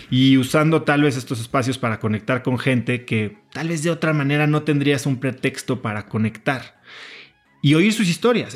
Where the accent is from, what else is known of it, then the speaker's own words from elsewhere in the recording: Mexico; moved away as an adult; also born or lived in New York, United States; llevo 10 años que regresé de mi maestría en Estados Unidos y después de vivir en Nueva York a México